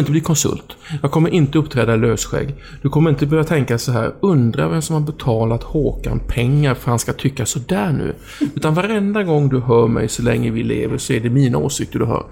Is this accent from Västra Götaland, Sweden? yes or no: no; Oskarshamn, Kalmar County, Sweden; när jag var hemma i Oskarshamn